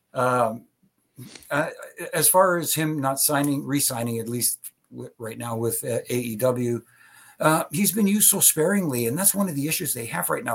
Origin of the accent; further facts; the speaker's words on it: Ontario, Canada; I'm from Ontario.